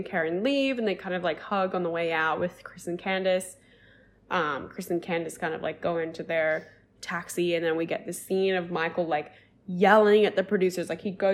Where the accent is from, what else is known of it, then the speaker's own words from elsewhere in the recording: Australia; I'm Australian